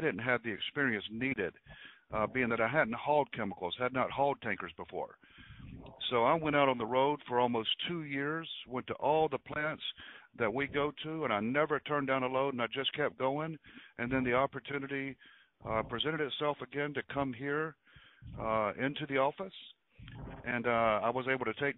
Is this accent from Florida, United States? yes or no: no; Wilmington, North Carolina, United States; moved away as an adult; also born or lived in Southern California; now in Mobile, United States; I grew up in Wilmington, North Carolina, Wrightsville Beach to be exact